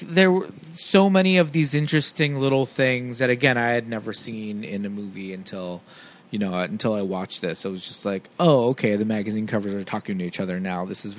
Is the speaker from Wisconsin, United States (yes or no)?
no; Los Angeles, California, United States; growing up in East L.A.